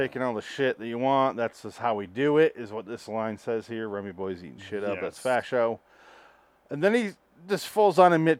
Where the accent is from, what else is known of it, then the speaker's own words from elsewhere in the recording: Michigan, United States; I'm from Michigan